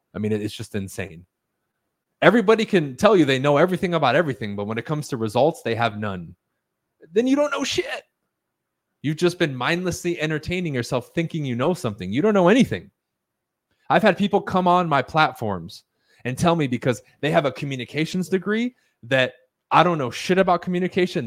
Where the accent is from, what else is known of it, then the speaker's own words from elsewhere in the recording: United States; first language Spanish; English is a second language; I'm the first one in my family born on American soil who is now a native English speaker, even though I wasn't taught English until I went to school